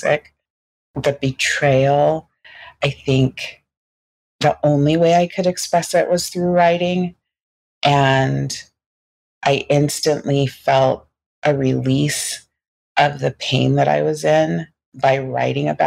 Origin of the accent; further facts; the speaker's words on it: Pacific Northwest, United States; I grew up in the Pacific Northwest in an all-white environment.